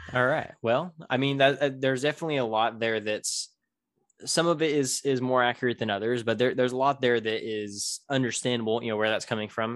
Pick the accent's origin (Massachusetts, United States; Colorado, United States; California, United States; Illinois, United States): California, United States; Tulare; my hometown of Tulare